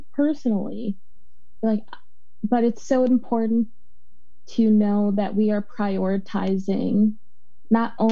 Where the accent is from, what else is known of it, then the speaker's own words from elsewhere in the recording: Chicago, Illinois, United States; now in Portland, United States; I'm from Chicago, Illinois